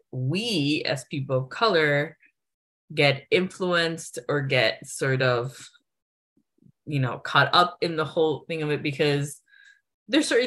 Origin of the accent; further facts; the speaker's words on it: United States; cater to me because I'm American